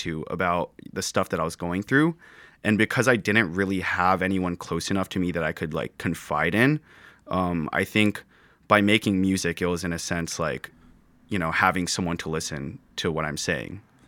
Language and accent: English; Santa Clara, California, United States; moved away as an adult; born, or born and raised in Santa Clara